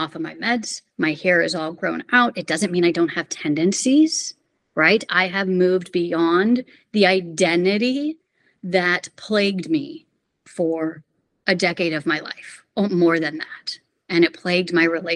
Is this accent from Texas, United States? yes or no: yes; Houston, Texas, United States; moved away; I'm originally from Houston, Texas